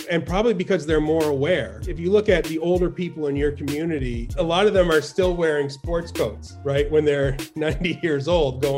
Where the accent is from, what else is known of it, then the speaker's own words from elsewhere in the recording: Fredericton, New Brunswick, Canada; moved away as an adult; now in United States; I grew up in Eastern Canada in a town called Fredericton